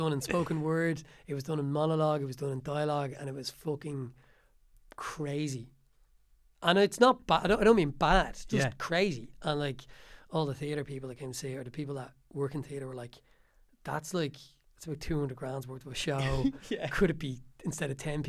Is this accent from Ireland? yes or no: yes; Tallaght, Leinster, Ireland; the place where I grew up in Tallaght